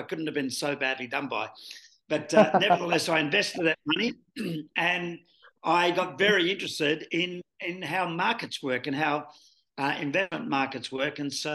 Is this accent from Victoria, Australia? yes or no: no; Sydney, New South Wales, Australia; now in Melbourne, Australia; born and bred in Sydney. My friends in Melbourne here say that explains a lot.